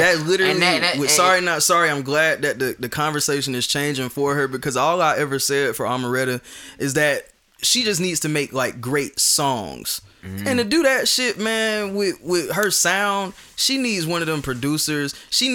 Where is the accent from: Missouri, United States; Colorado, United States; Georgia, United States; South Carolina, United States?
Georgia, United States; Atlanta; I'm from Atlanta.